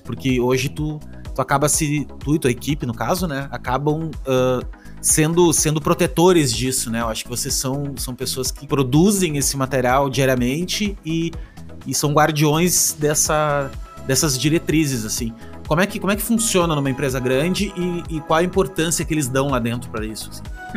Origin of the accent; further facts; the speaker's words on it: Rio Grande do Sul, Brazil; Eu sou do Rio Grande do Sul, no Rio Grande do Sul é frio